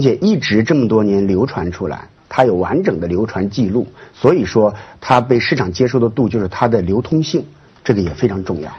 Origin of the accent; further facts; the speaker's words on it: Luoyang, Henan, China; 在洛阳我们老家那个地方的鱼龙变化